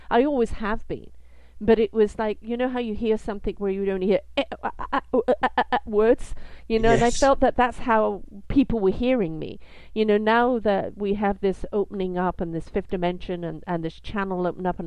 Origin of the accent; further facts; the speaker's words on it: United Kingdom; I am British